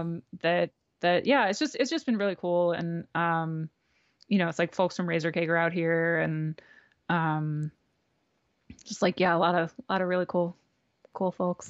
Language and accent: English; New Jersey, United States; moved away as an adult; also born or lived in Brooklyn / Philadelphia; now in Los Angeles, United States; growing up in New Jersey